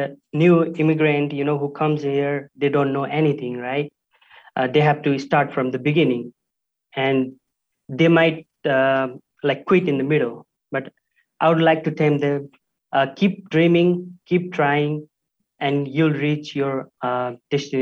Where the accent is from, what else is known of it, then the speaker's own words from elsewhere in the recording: Nepal; moved away as an adult; now in Utah, United States; I'm from Nepal. I've been here since the last 5 years